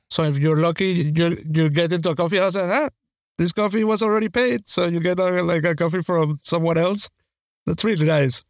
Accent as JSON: {"language": "English", "country": "Venezuela", "tie": "born or raised there", "said": "growing up in Venezuela"}